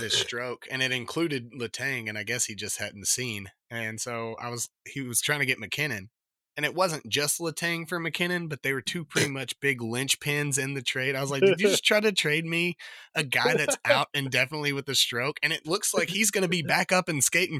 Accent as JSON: {"language": "English", "country": "United States", "said": "as an American"}